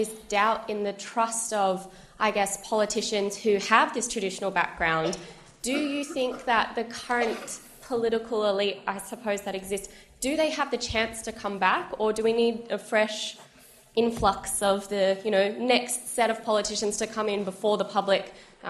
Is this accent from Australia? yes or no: yes; Australia; moved away as an adult; now in London, United Kingdom; I'm from Australia, but I'm studying here at LSE, my master's this year.